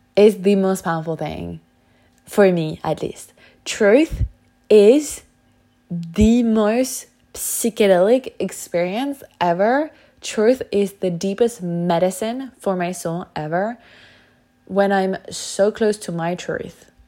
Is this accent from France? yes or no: yes; France; moved away; where I grew up in France, in such a small town with such a closed mindset